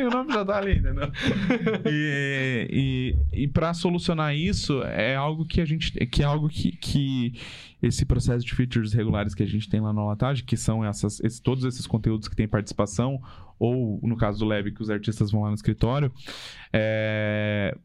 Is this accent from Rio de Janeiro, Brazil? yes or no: no; Santa Catarina, Brazil; moved away as an adult; now in Curitiba, Brazil; eu e a Carol, a gente é de Santa Catarina, né? E família, amigos, todos de lá ainda